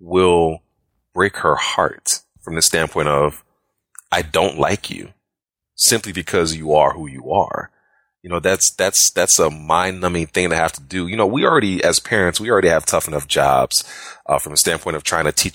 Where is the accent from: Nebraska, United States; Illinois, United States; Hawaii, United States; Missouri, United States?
Illinois, United States; Chicago; now in Jacksonville, United States; I'm from Chicago originally, currently living in Jacksonville, Florida.